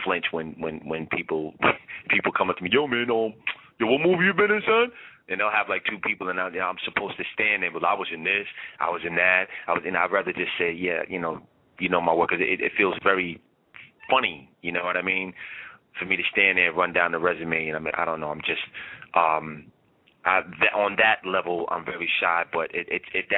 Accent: New York City, New York, United States; from Shaolin, Staten Island, New York, America, USA

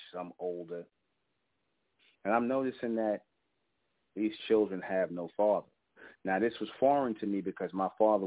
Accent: New York City, New York, United States; I grew up in Brownsville, East New York, in the Van Dyke housing projects.

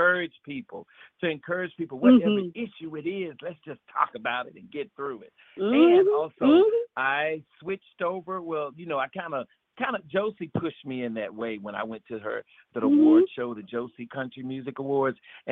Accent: Florida, United States; I'm from Florida and I got a little country in me

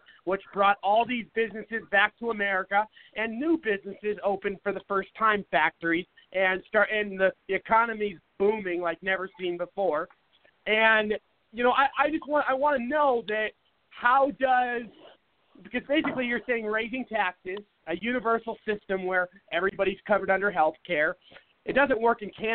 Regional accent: Seattle, Washington, United States; now in Phoenix, United States; I grew up in Seattle, which is very liberal

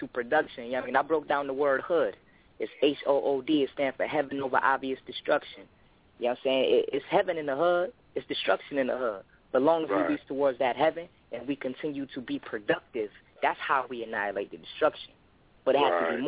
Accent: Rochester, New York, United States; I'm from Rochester, New York, 585

